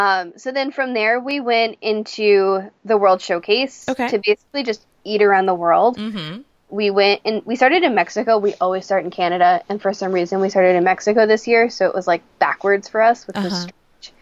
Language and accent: English; Japan; born there; I was born in Japan